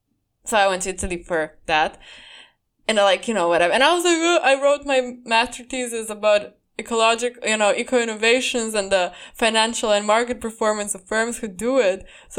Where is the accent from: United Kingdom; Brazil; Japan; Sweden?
Sweden; I came from Sweden where no one fucking did any of what I believe I deserve, you know, buying me stuff or opening doors for me stuff.